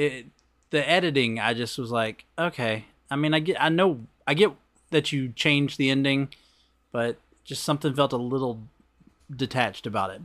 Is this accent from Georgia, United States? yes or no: yes; Covington, Georgia, United States; my hometown